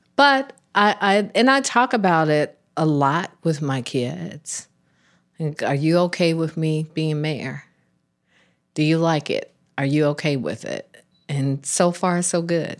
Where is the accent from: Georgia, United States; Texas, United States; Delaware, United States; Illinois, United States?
Georgia, United States; Atlanta; I was born and raised in Atlanta.